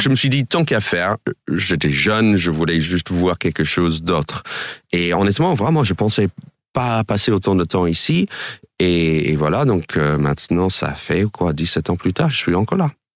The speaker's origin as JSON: {"language": "French", "region": "New York", "country": "United States", "tie": "born or raised there", "also_born_or_lived": "Boston", "second_language": "French", "moved": "as an adult", "lives_now": "France", "said": "moi j'ai grandi à New York, mais j'ai grandi dans la banlieue, en gros 30 minutes au nord de, de Times Square."}